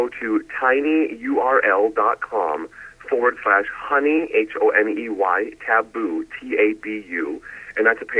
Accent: Milwaukee, Wisconsin, United States; I'm from Milwaukee, Wisconsin, born to a famous dairy celebrity and the owner of a German restaurant

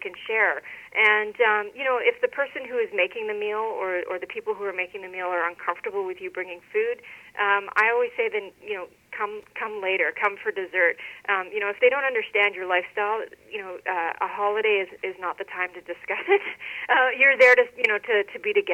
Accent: Regina, Saskatchewan, Canada; moved away; I went to Regina, Saskatchewan, which is my hometown, and it wasn't a very vegetarian-friendly city when I was there when I was a kid

